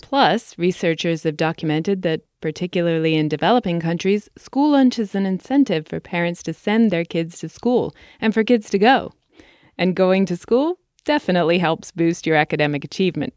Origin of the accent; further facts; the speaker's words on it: England, United Kingdom; moved away; In my home country, England